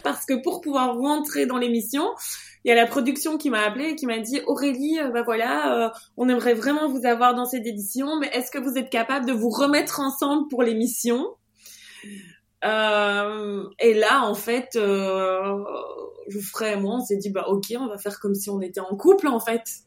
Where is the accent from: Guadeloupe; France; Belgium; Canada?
Belgium; je suis belge